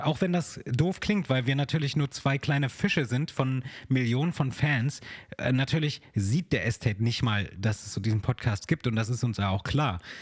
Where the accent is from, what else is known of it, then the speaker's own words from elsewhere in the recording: Germany; bei uns in Deutschland